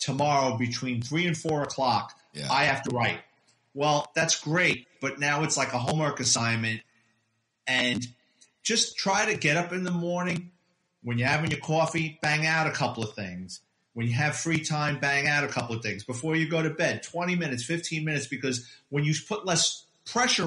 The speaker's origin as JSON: {"language": "English", "town": "New York City", "region": "New York", "country": "United States", "tie": "born or raised there", "moved": "as an adult", "lives_now": "Florida, United States", "said": "born and raised in New York City"}